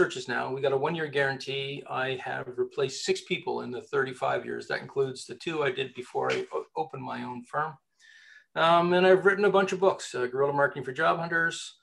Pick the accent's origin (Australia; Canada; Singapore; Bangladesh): Canada; I'm Canadian